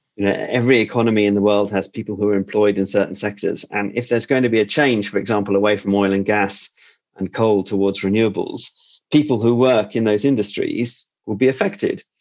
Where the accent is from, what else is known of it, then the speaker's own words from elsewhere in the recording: United Kingdom; a Brit like me